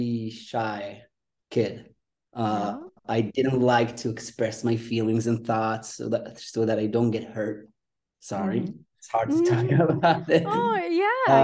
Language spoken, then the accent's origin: English; Israel; Right now I'm in Israel. Uh-huh. I'm from Israel